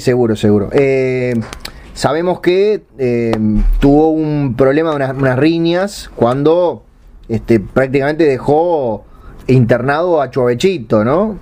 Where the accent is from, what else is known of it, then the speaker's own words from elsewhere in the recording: Uruguay; yo como soy uruguayo